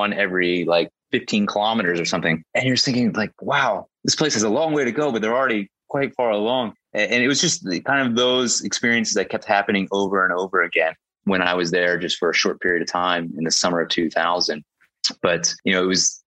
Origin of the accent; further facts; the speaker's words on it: United States; moved away; also born or lived in Beijing; I'm American